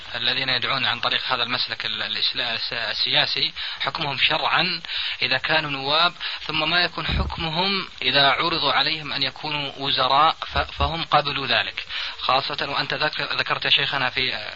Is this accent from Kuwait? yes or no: yes; Kuwait; عندنا في الكويت